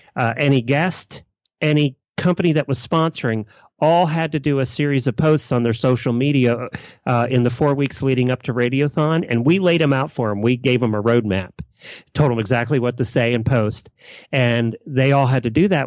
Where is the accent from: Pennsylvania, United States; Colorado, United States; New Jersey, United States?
Pennsylvania, United States; Lancaster County; growing up in Leicester County